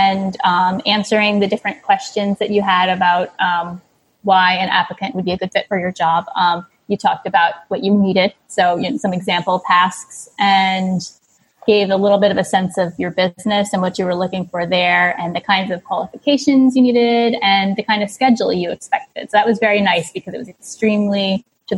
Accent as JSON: {"language": "English", "region": "New York", "country": "United States", "moved": "as an adult", "lives_now": "Cambodia", "said": "I'm a New Yorker, but I moved over here about a decade ago"}